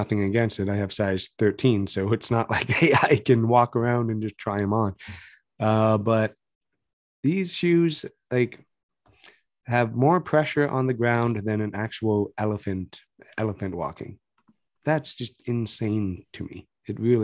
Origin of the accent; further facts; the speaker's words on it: Canada; we are Canadian boys